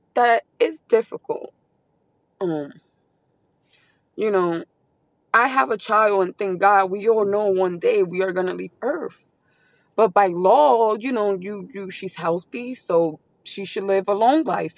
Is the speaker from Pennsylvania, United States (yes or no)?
yes; Pennsylvania, United States; my sister, older sister that came from New York City, we are from Pennsylvania.